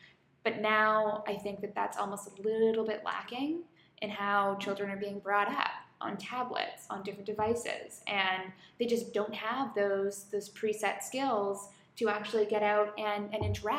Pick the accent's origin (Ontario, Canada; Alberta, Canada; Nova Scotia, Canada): Alberta, Canada; I'm from Alberta.